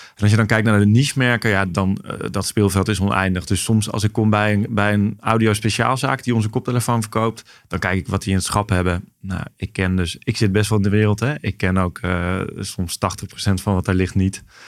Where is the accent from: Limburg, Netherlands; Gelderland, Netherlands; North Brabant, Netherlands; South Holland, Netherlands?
Gelderland, Netherlands; Nijmegen; also born or lived in Maastricht; voor mijn tweede zijn we verhuisd naar Nijmegen. Dus daar ben ik echt opgegroeid